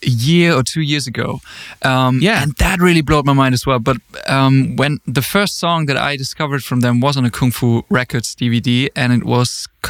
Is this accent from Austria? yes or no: yes; Austria; also born or lived in Germany; I grew up in a really, really small village. I was born in Germany, but then I moved to Austria when I was about 10.